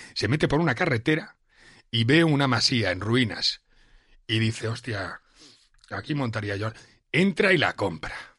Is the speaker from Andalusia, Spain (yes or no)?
no; Catalonia, Spain; moved away as an adult; now in Madrid, Spain; Yo cuando llegué aquí como, joven catalán